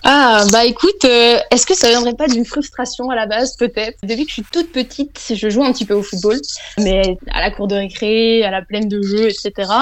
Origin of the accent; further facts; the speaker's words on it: Belgium; je suis belge